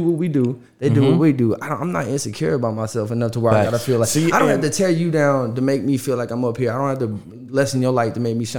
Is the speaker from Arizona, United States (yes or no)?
yes; Yuma, Arizona, United States; born there; also born or lived in Oceanside, California / Michigan / Louisiana; Yeah, I was born in Arizona, in Yuma, Arizona, and then I lived in San Diego, California, well, Oceanside, California. Then I moved to Michigan. Then I moved to South Louisiana.